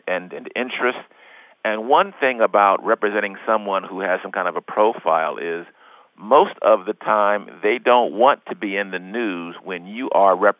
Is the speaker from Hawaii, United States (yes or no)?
no; Los Angeles, California, United States; also born or lived in Evanston, Illinois; Los Angeles. This is my hometown